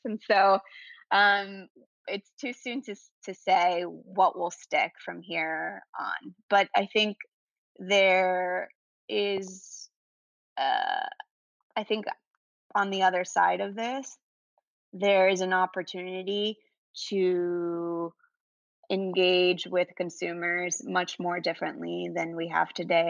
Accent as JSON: {"language": "English", "country": "Venezuela", "moved": "yes", "said": "I'm originally from South America, um, Venezuela"}